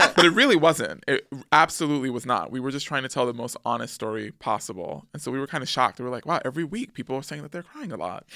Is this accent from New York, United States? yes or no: yes; New York City, New York, United States; born or raised there; also born or lived in Manhattan / Harlem